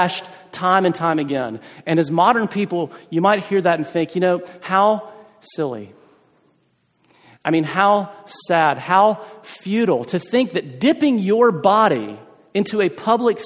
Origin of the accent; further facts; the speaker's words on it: South Carolina, United States; moved away; I'm from South Carolina originally